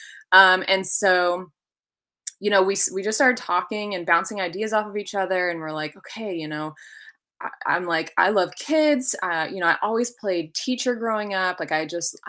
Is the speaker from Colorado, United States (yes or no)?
no; Hummelstown, Pennsylvania, United States; moved away as an adult; also born or lived in Albany, New York; now in North Carolina, United States; So I was born and raised in Hummelstown, Pennsylvania.